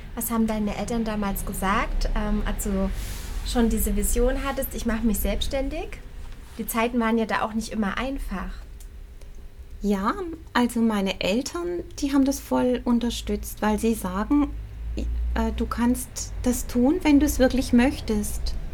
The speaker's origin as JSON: {"language": "German", "town": "Pleisweiler", "region": "Rhineland-Palatinate", "country": "Germany", "tie": "born or raised there", "also_born_or_lived": "Swabia, Baden-Württemberg", "said": "ich bin in, in der Pfalz aufgewachsen. Ich bin im Schwäbischen geboren. Meine Mutter kommt aus dem Stuttgarter Raum. Und ich bin mit sieben Jahren in die Pfalz gekommen"}